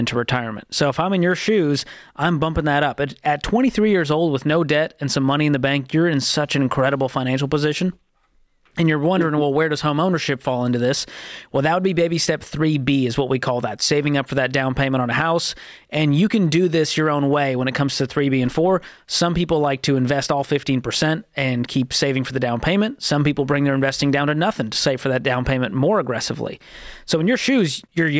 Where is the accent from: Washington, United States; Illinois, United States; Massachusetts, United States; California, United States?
Massachusetts, United States; Boston; moved away; my hometown of Boston, Massachusetts